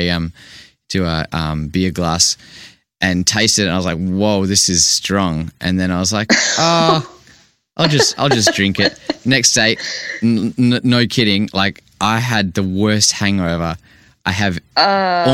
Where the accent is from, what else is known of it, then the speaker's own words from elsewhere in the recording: Vancouver, British Columbia, Canada; now in Perth, Australia; I grew up in Vancouver, and now coming living in Perth here in Australia